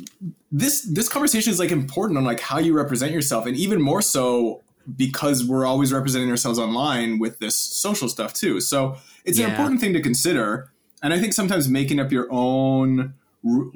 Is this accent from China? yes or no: no; Canada; moved away as an adult; now in Los Angeles, United States; I am from Canada. Yeah. I mean, I moved in to LA in 2006